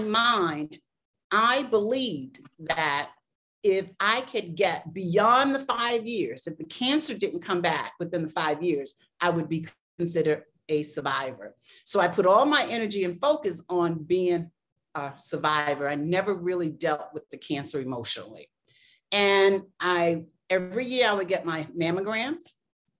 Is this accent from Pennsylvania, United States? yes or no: no; Boston, Massachusetts, United States; moved away as an adult; also born or lived in South Carolina; now in Chicago, United States; I'm from the East Coast. I grew up in Boston, although I was born in South Carolina.